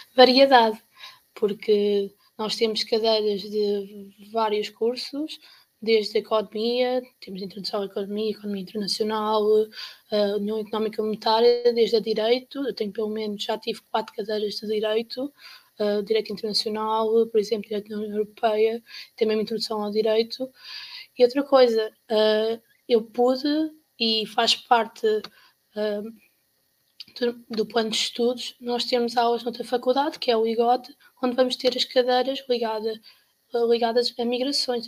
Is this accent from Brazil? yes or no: no; Caldas da Rainha, Centro, Portugal; eu sou das Caldas da Rainha